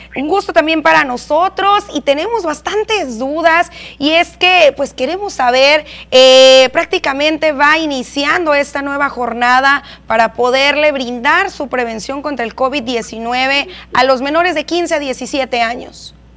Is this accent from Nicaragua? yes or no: no; Mexico; como buenos mexicanos